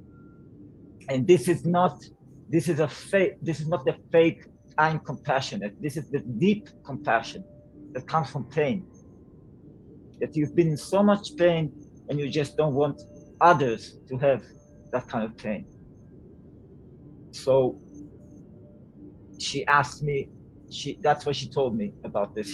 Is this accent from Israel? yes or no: yes; Israel; moved away as an adult; now in Portugal; I'm a songwriter, Israeli-Hungarian. I grew up in Israel, and now I'm living in Portugal